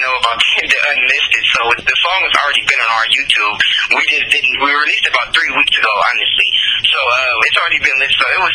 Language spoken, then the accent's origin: English; Los Angeles, California, United States; also born or lived in Victorville, California; I'm originally from Los Angeles, California, but partly raised in Victorville, California.